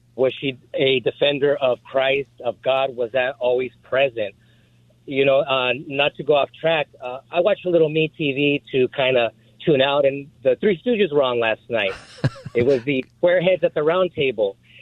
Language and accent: English; United States; I'm an American